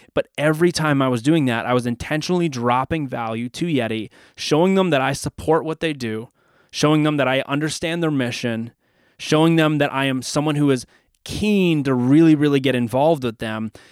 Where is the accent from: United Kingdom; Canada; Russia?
Canada; I'm from Canada